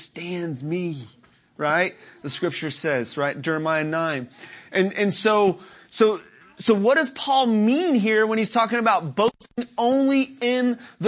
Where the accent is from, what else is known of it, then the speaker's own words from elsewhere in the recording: Dallas, Texas, United States; those of us who are from Dallas, city folk